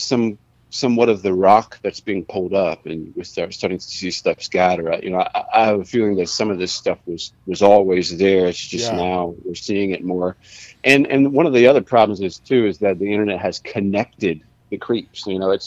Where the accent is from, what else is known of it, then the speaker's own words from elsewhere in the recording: the Bible Belt, United States; I grew up in the Bible Belt, you know, like I've seen sort of that approach to it.